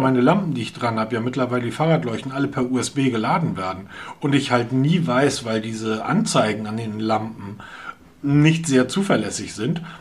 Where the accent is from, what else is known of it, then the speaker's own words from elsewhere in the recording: Hamburg, Germany; wir Hamburger brauchen sowas nicht, weil wir kommen aus Hamburg